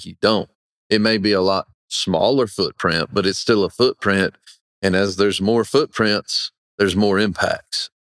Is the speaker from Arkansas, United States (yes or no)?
no; Weldon, North Carolina, United States; I grew up in Weldon fishing a fluke for striped bass